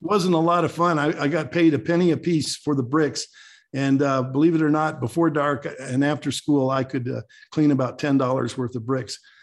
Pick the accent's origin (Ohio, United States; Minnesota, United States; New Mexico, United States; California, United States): New Mexico, United States; moved away as an adult; now in Colorado, United States; I was born in New Mexico and raised down there